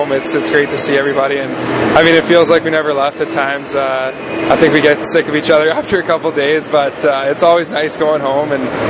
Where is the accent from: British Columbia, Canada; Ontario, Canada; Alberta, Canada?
British Columbia, Canada; Kelowna; I love going back to the Kelowna area. Lots of snow. It really felt like Christmas, so it was nice to be home.